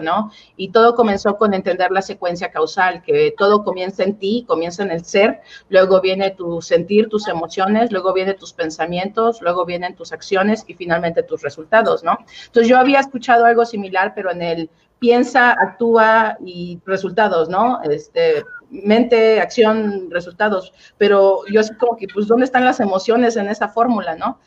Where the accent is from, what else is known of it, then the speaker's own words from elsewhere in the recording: Oaxaca, Mexico; yo crecí eh, en Oaxaca, Oaxaca